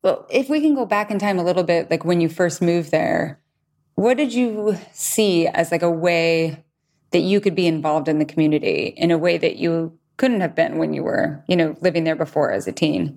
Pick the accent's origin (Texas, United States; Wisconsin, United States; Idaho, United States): Idaho, United States; my hometown in Idaho